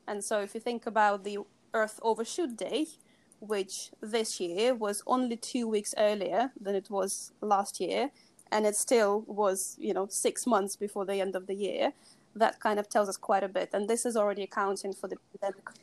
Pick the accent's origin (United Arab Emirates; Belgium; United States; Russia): Russia; moved away; I grew up in, in Russia and I was born in Soviet Union